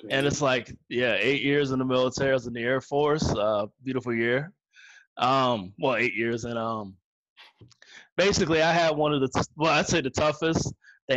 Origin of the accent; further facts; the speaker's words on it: Northern Virginia, United States; I'm from Northern Virginia